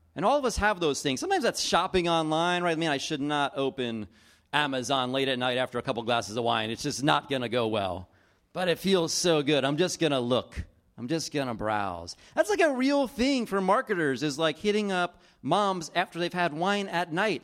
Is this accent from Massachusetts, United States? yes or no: no; East Coast, New Jersey, United States; I grew up on the East Coast, and we would travel from New Jersey to Florida or North Carolina